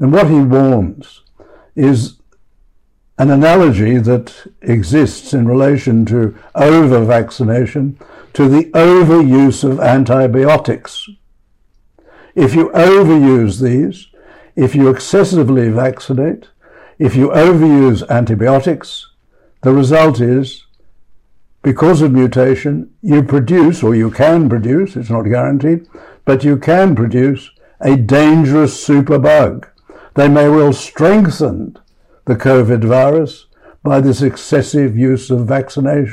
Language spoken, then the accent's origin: English; Australia